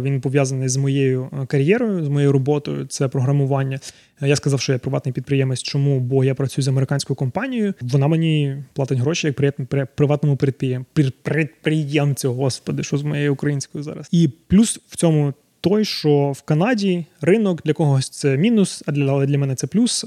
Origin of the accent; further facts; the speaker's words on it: Zaporizhzhia, Zaporizhzhia Oblast, Ukraine; moved away as an adult; now in Canada; Народився я в Запоріжжі, тому деколи буду викидувати русизми